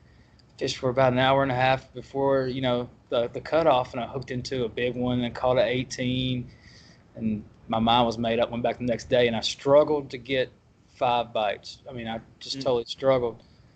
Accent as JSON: {"language": "English", "town": "Waverly", "region": "Tennessee", "country": "United States", "said": "I'm actually from Waverly, Tennessee. It's on the Kentucky Lake."}